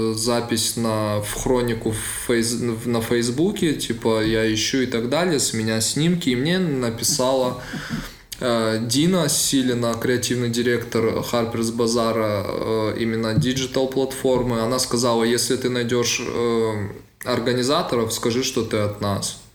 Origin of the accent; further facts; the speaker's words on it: Vladikavkaz, North Ossetia–Alania, Russia; moved away as an adult; now in Moscow, Russia; он мой э, так, земляк, мы из Владикавказа